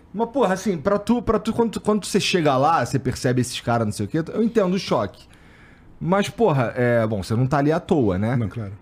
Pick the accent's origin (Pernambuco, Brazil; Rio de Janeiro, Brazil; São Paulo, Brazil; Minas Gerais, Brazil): Rio de Janeiro, Brazil; eu morei no Jacaré